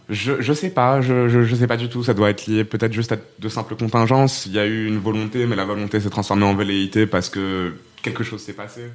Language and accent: French; Rabat, Rabat-Salé-Kénitra, Morocco; also born or lived in Poitiers, France; now in Aubervilliers, France; à la base, je suis, euh, je suis marocaine, je viens de Rabat